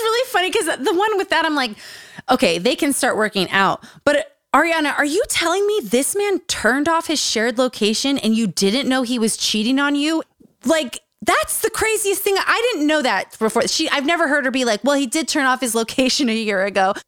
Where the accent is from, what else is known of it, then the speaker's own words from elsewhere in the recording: Utah, United States; Growing up in Utah